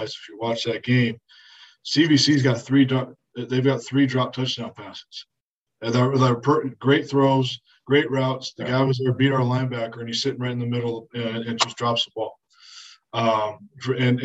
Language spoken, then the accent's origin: English; Southern Section, California, United States; I'm originally from Southern Section.